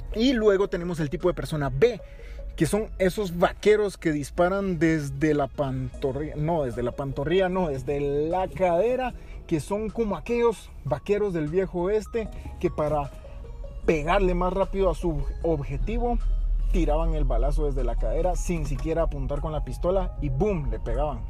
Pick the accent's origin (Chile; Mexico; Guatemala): Guatemala; como guatemaltecos